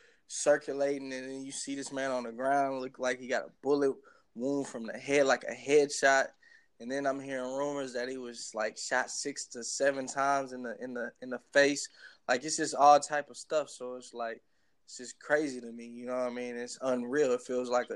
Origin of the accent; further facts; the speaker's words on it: Houston, Texas, United States; also born or lived in Minneapolis, Minnesota / Los Angeles, California; now in Newark, United States; Houston is where I'm from, and Minnesota is where I was born, because Houston is what raised me